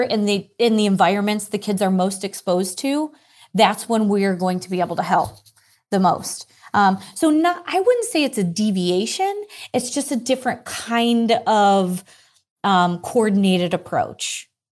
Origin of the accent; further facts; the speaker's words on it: Ireland; I am Irish